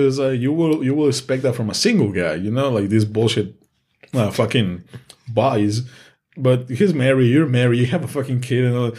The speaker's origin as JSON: {"language": "English", "country": "Mexico", "second_language": "English", "moved": "yes", "said": "I'm Mexican and English is my second language."}